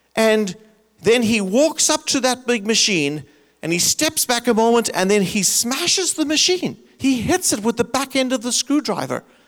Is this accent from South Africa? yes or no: yes; South Africa; moved away as an adult; also born or lived in Michigan, United States; now in United States; I grew up in South Africa. I left it because of apartheid